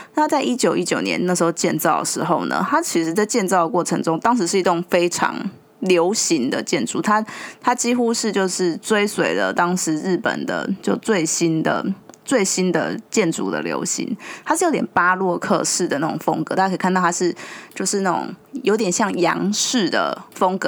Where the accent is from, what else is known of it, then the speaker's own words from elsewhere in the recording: Yunlin County, Taiwan; moved away; 我以前在云林长大，其实我记得小时候啊，就湖尾那边的中原普渡都非常地盛大